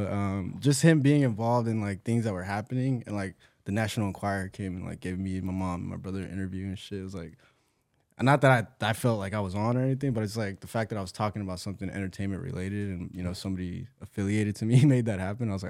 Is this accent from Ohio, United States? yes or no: no; California, United States; So I'm from Orange County. I was born and raised out there. Black and Mexican dude. Mom's Latina from Michoacan, Mexico. My dad is from Jersey.